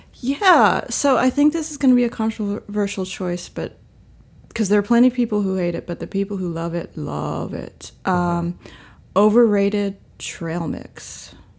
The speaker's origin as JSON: {"language": "English", "region": "Virginia", "country": "United States", "said": "I am from Virginia, and that is a very large"}